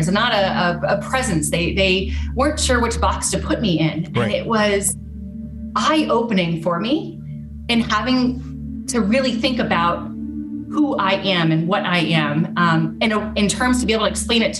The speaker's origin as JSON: {"language": "English", "area": "Washington, D.C. area", "region": "District of Columbia", "country": "United States", "tie": "born or raised there", "also_born_or_lived": "South Korea", "said": "I was born in South Korea, grew up in Washington, D.C., and identify as multiracial, Black, white, Korean. So I grew up in a really small, white, predominantly white town outside of Washington, D.C., about an hour outside of the city, in a white family."}